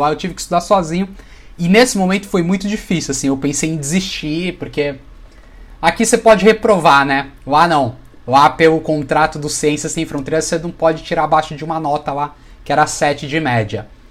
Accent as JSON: {"language": "Portuguese", "town": "Santos", "region": "São Paulo", "country": "Brazil", "said": "Sou de Santos, então sou do Vitoral de São Paulo"}